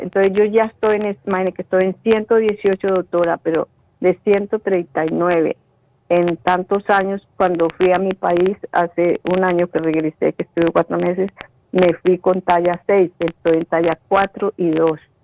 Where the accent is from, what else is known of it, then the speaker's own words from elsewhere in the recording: Colombia; moved away; en Colombia, en mi país